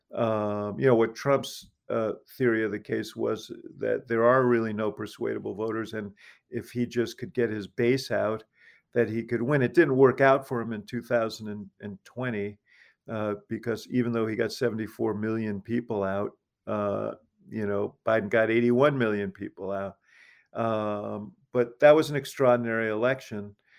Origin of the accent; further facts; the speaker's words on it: New York, United States; now in Chicago, United States; I'm from New York